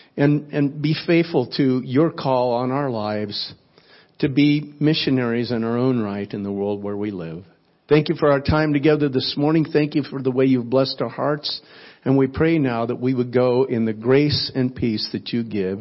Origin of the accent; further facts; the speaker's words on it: South Florida, United States; I am from South Florida.